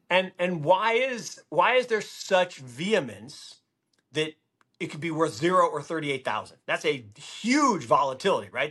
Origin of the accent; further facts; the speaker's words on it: Seattle, Washington, United States; I grew up in Seattle